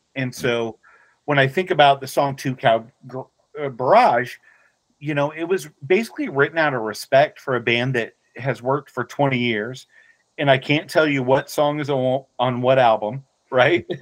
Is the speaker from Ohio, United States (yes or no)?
yes; Dayton, Ohio, United States; growing up in Dayton, Ohio, … was the biggest thing ever.